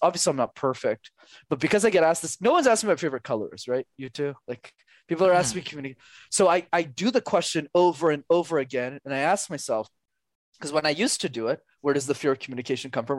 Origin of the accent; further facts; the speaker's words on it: Canada; I'm Canadian